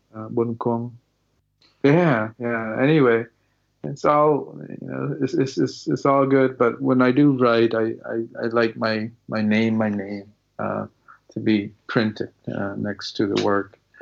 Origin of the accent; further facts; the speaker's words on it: Malden, Massachusetts, United States; growing up in Malden